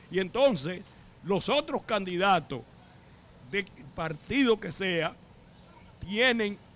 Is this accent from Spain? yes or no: no; Dominican Republic; now in United States